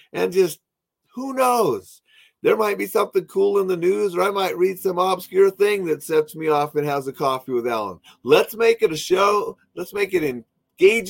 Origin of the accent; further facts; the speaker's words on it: Montana, United States; I'm from Montana